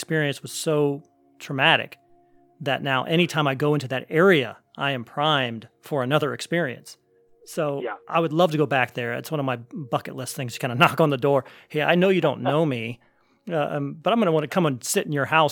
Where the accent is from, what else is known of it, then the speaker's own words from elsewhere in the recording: Northeast Ohio, United States; also born or lived in Columbus, Ohio; I'm from Northeast Ohio, but I lived in Columbus for about 20 years